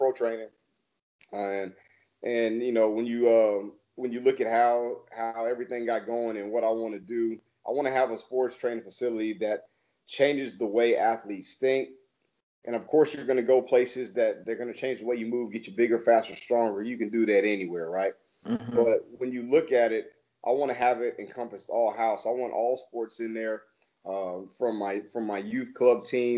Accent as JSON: {"language": "English", "town": "Plano", "region": "Texas", "country": "United States", "said": "I'm from Plano with the Plano West, so I'm right in that market"}